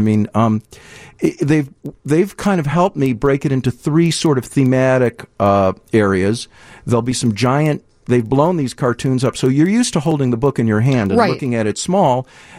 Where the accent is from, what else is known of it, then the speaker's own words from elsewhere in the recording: Deerfield, Illinois, United States; now in Evanston, United States; I grew up in Deerfield. I live in Evanston